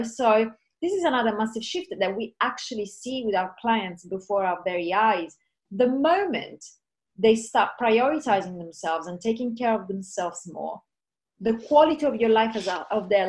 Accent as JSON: {"language": "English", "region": "Sicily", "country": "Italy", "said": "I'm from Sicily in Italy"}